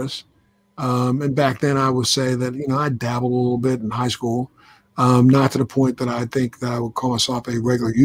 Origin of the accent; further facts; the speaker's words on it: Baltimore, Maryland, United States; I was born in, at the time, one of America's biggest ghetto areas in this country, which was Cherry Hill, Baltimore.